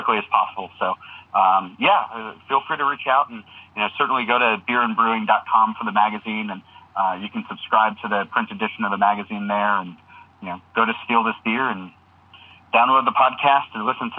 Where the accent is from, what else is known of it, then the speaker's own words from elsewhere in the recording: New Jersey, United States; I grew up in New Jersey